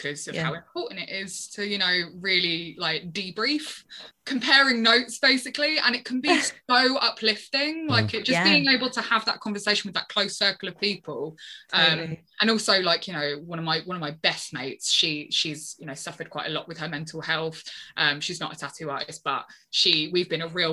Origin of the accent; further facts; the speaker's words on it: London, United Kingdom; moved away as an adult; now in Brighton, United Kingdom; I'm from London. I moved to Brighton about 4.5 years ago.